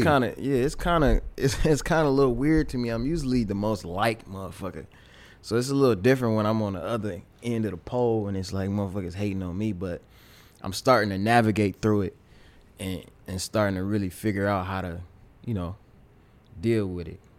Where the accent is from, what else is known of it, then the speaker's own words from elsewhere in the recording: Pontiac, Michigan, United States; My dad was an engineer in my hometown of Pontiac, Michigan